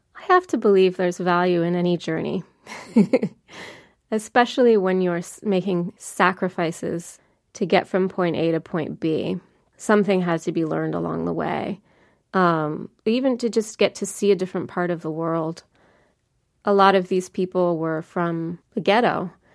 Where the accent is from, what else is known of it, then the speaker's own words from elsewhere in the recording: New Jersey, United States; I kept saying, "You know, New Jersey."